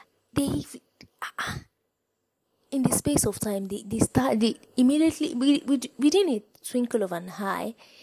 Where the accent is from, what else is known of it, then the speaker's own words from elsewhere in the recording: Nigeria; I'm from Nigeria